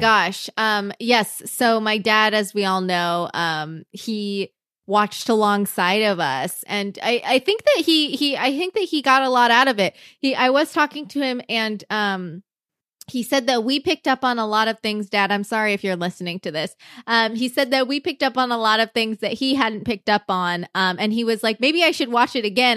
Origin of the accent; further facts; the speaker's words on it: Iowa, United States; I grew up in Iowa